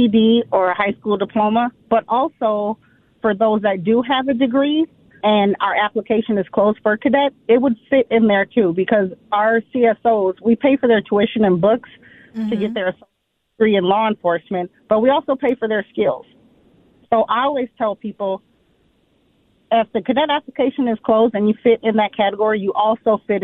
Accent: Minneapolis, Minnesota, United States; I was born and raised here in Minneapolis

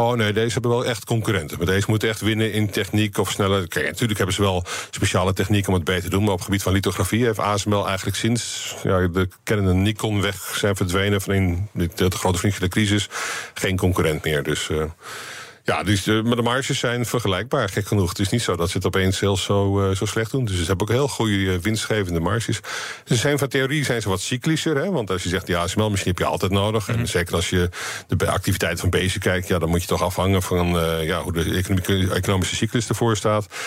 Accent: Netherlands

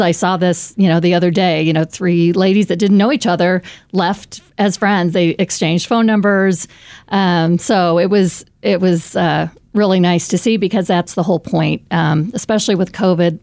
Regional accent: Raymore, Missouri, United States; also born or lived in Saint Louis, Missouri; I moved back to Kansas City because this is my hometown. I grew up in Raymore, Missouri

